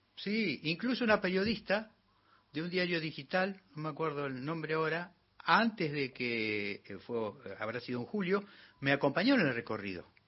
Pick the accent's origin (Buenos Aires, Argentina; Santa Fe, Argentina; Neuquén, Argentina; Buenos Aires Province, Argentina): Neuquén, Argentina; Nacido en Neuquén, Colonia Valentina, sector Chacras.